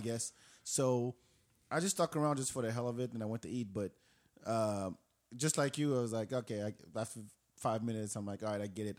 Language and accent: English; Morocco; English is a second language; now in Austin, United States; I'm from Morocco